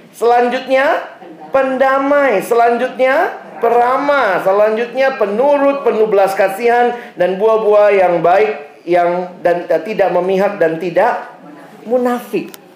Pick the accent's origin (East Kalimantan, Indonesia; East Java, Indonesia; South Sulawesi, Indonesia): South Sulawesi, Indonesia; Makassar; now in Jakarta, Indonesia; saya lahir besar di Makassar